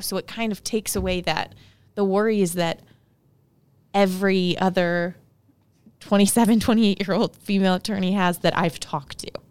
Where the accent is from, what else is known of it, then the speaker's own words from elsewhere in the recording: St. Louis, Missouri, United States; I was born and raised in Saint Louis